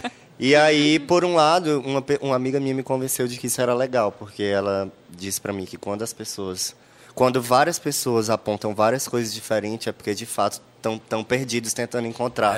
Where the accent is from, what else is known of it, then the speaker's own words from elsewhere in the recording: Teresina, Piauí, Brazil; eu nasci em Teresina